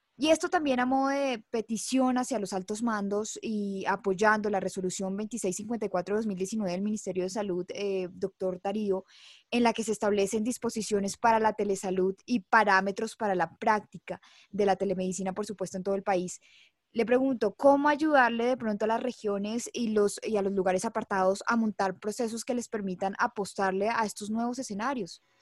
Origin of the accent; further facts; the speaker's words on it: Colombia; nuestro país.